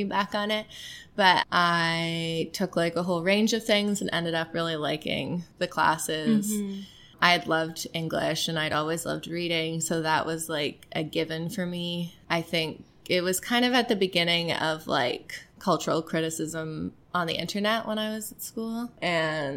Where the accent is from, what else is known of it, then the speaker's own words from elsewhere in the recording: Toronto, Ontario, Canada; also born or lived in Montreal; I was born in Toronto. I grew up here, lived in the city. I grew up in the beaches, but lived in the cities my entire life and left for university